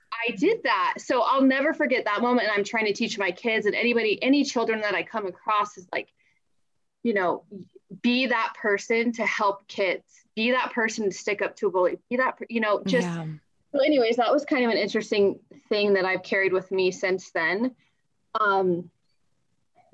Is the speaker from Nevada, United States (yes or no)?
yes; Northern Nevada, United States; also born or lived in Colorado; my family and I moved to Northern Nevada when I was, like 5 years old